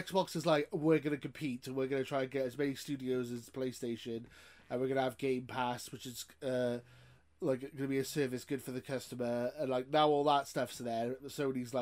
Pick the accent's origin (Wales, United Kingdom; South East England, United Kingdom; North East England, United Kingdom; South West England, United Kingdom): Wales, United Kingdom; I'm Welsh, so, you know, working class Welshman.